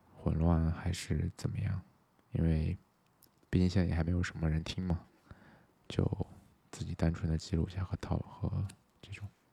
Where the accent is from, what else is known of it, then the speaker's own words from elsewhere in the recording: Xinjiang, China; now in Chengdu, China; 我本身也是新疆的